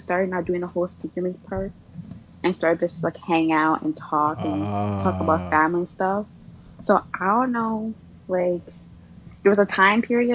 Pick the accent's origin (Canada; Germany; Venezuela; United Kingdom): Canada; Toronto, Ontario; I'm from Toronto